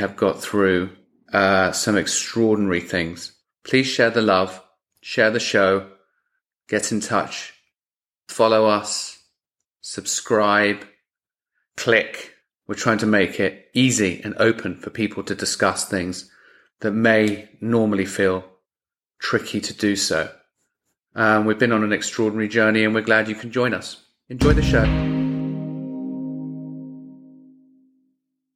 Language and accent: English; England, United Kingdom; I'm English